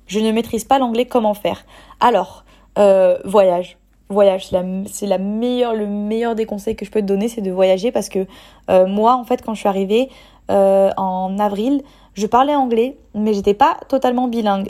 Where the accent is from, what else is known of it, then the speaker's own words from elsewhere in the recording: French Riviera, Provence-Alpes-Côte d'Azur, France; now in Bali, Indonesia; si j'habite en France, de retourner sur la côte d'Azur parce que c'est là où j'ai grandi